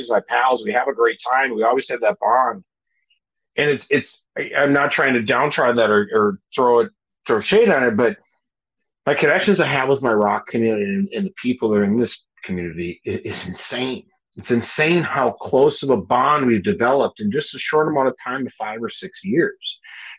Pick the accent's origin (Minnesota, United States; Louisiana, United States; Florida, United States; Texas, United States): Minnesota, United States; moved away as an adult; also born or lived in Hawaii; Minnesota for me is always, this is home. This is where I'm from. This is where I'm born and raised